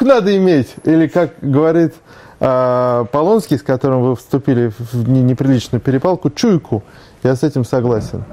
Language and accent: Russian; Moscow, Russia; also born or lived in Saint Petersburg; я э, родился в Москве в 1974 году. Нет, формально я появился на свет в Санкт-Петербурге